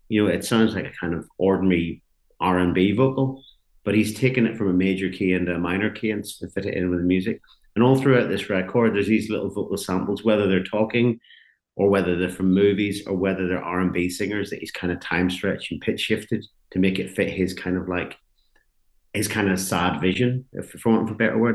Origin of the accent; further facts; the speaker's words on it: Ballyclare, Northern Ireland, United Kingdom; growing up in Northern Ireland was like in the seventies